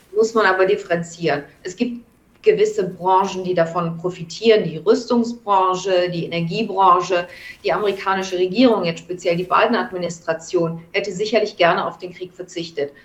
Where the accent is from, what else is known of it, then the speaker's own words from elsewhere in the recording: Germany; now in New York, United States; mein Heimatland